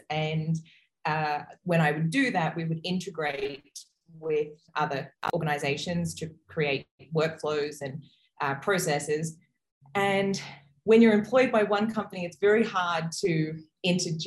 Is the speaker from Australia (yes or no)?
yes; Brisbane, Queensland, Australia; I am a woman from Brisbane, Australia